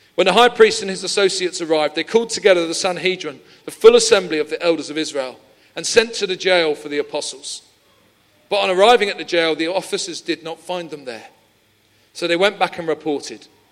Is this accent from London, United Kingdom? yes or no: yes; London, United Kingdom; moved away; I'm originally from Peckham